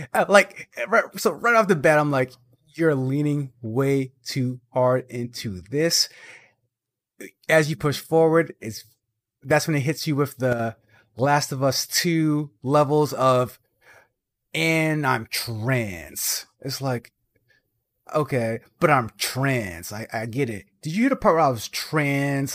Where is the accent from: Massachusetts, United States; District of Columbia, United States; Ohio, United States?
Massachusetts, United States; Boston; I'm from Boston